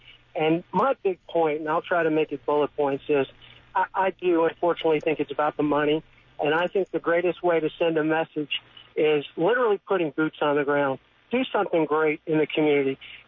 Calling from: Jacksonville Beach, Florida, United States; I'm calling from Jacksonville Beach.

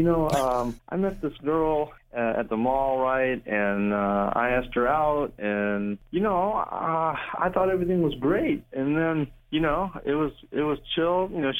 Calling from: Springfield, United States; I'm in Springfield. I work at the Fairfield Mall.

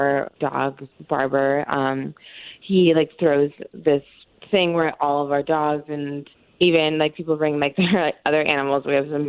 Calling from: College Park, United States; Hi, I'm calling from College Park.

